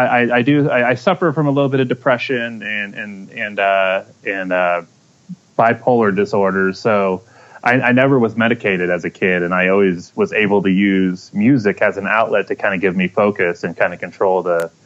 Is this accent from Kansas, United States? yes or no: yes; Kansas City, Kansas, United States; I was born and raised in Kansas City. I lived in the Kansas City, Kansas, Wyandotte County area